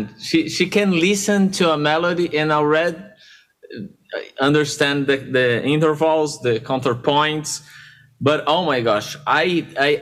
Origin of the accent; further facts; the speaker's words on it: São Paulo, Brazil; English is a second language; Born and raised in Sao Paulo, in Sao Paulo.